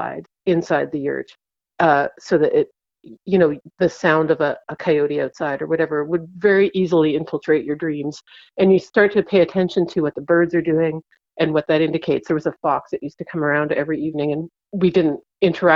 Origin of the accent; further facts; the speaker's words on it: East Coast, Canada; moved away; growing up on the East Coast, I spent a lot of time as a kid just staring into tidal pools